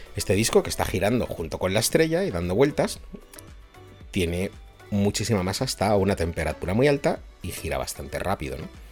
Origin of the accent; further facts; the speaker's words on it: Spain; soy de España y vivo en Madrid